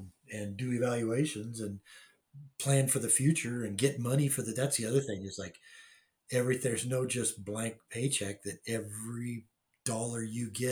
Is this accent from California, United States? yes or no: yes; Anaheim, California, United States; also born or lived in Long Beach, California; so I was born in Long Beach in 1955, the year Disneyland opened. And we moved to Anaheim in about, I think 58 or 57 or 58.